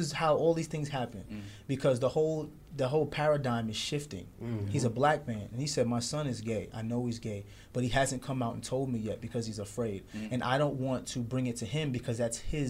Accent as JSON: {"language": "English", "town": "New York City", "region": "New York", "country": "United States", "tie": "born or raised there", "said": "we grew up in Brooklyn during the 90s"}